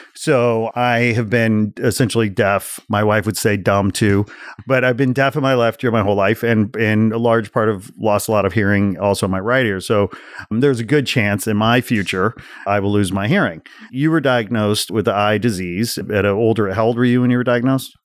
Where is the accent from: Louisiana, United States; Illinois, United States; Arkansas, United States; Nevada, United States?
Illinois, United States; the Midwest outside Chicago; growing up in the Midwest outside Chicago, seventies and eighties, I graduated high school eighty-eight